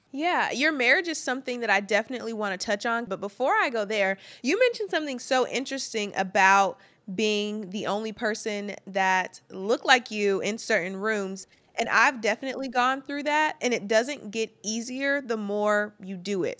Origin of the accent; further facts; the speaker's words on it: Charlotte, North Carolina, United States; I'm from Charlotte